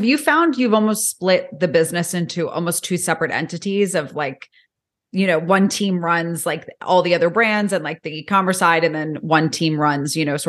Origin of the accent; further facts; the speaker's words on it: New York, United States; moved away as an adult; now in Florida, United States; I'm from New York and I moved to Florida 2 years ago.